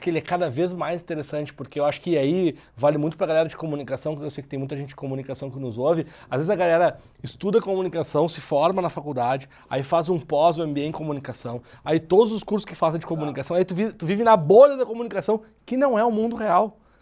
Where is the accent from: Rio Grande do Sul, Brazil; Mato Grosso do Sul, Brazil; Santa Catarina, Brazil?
Rio Grande do Sul, Brazil; Porto Alegre; moved away as an adult; now in São Paulo, Brazil; até pelo meu sotaque dá para ver que eu não sou de São Paulo, né? Eu sou de Porto Alegre, mas eu moro em São Paulo já há dois anos.